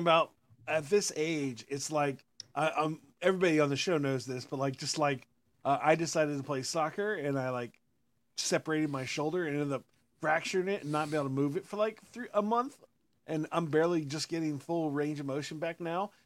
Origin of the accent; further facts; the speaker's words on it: Austin, Texas, United States; I'm from Austin